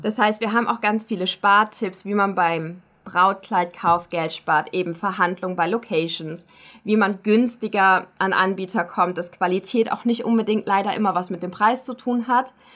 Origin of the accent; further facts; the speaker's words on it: Germany; now in Schaffhausen, Switzerland; Ich als Deutsche